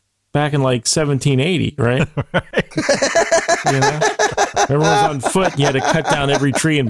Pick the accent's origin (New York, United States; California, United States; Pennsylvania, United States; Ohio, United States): Pennsylvania, United States; Western; being from Western Pennsylvania